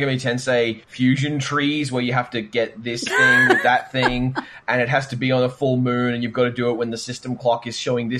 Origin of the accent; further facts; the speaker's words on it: Australia; We're Australian